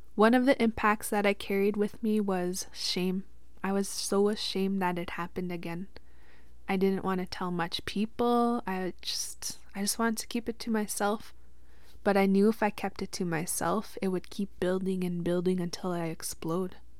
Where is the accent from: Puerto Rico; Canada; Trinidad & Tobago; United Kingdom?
Canada; Witchekan Lake First Nation, Saskatchewan; I'm from Wichkin Lake First Nation, Treaty Six territory, and that is out here in Saskatchewan. I grew up in the reserve until I was about seventeen